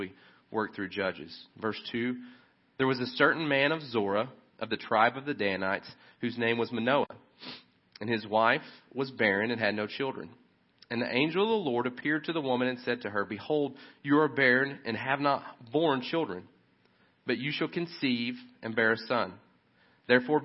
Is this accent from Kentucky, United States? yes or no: yes; Kentucky, United States; I'm from Kentucky